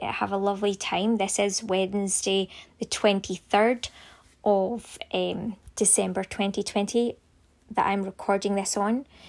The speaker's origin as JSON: {"language": "English", "region": "Scotland", "country": "United Kingdom", "said": "we are Scottish"}